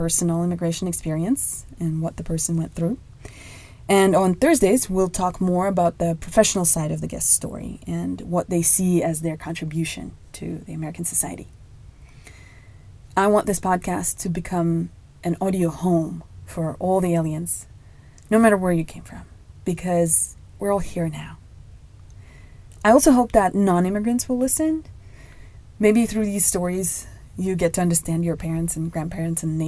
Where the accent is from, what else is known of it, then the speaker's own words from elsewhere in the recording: Moscow, Russia; moved away as an adult; now in United States; I was born and raised in Moscow, Russia